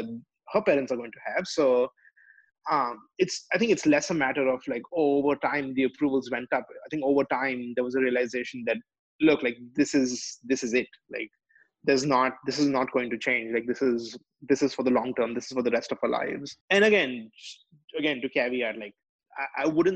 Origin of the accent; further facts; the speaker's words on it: India; now in United States; I'm Indian